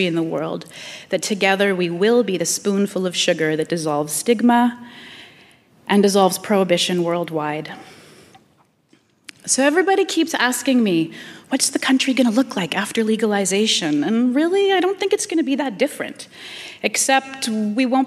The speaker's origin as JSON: {"language": "English", "country": "Canada", "said": "as a Canadian, we stand up for the underdog"}